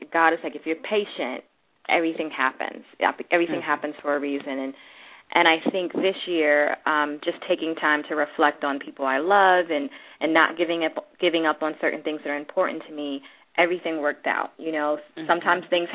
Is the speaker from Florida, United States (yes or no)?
no; Washington, District of Columbia, United States; I grew up in Washington, D.C.